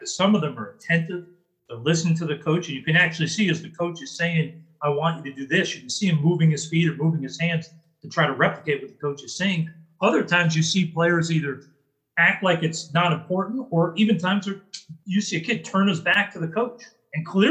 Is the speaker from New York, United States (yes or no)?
yes; New York, United States; I'm a kid from New York